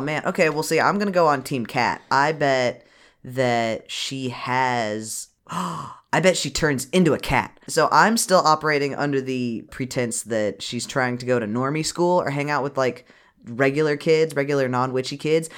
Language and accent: English; United States; we're from America